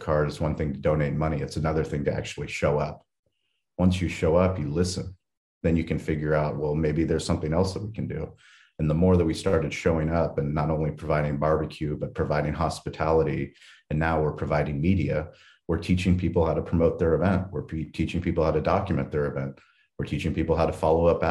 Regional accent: San Diego, California, United States; I was raised in San Diego in a place called La Jolla, a very affluent place

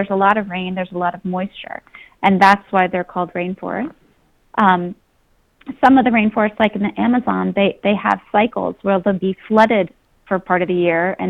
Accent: Philadelphia, Pennsylvania, United States; I grew up in Philadelphia, had family in Pittsburgh

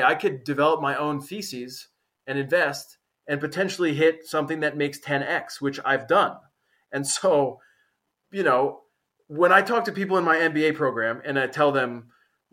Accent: United States; moved away as an adult; now in Portugal; living in foreign countries for me has given me that as an American

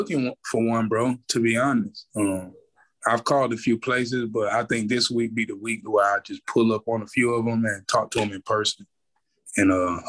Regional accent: United States; born or raised there

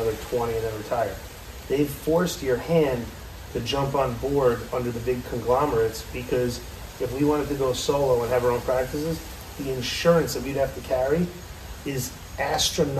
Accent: Tarrytown, New York, United States; I'm from Tarrytown

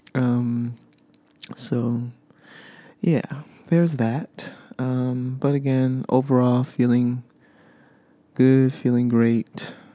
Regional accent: United States; I am an American

